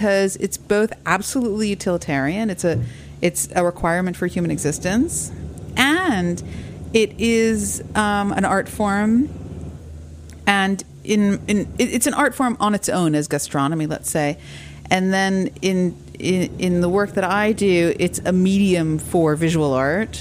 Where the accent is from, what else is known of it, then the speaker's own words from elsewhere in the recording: New York City, New York, United States; I grew up in New York City, on the Upper East Side.